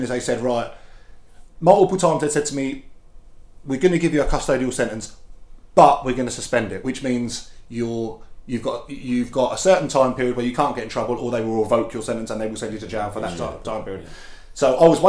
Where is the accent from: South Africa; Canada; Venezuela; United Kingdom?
United Kingdom; Felixstowe, East of England; I was from Felixstowe.